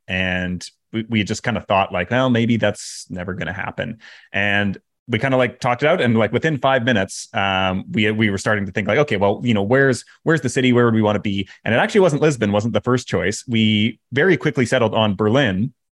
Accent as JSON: {"language": "English", "country": "Canada", "moved": "yes", "said": "I'm Canadian"}